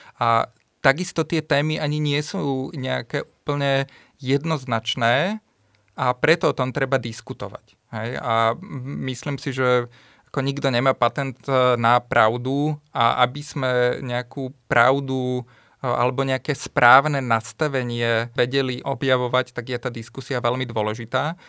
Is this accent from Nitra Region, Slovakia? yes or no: yes; Topoľčany, Nitra Region, Slovakia; ja pochádzam z Topolčian a v malých e, Topolčanoch som akoby nemal s kým sa rozprávať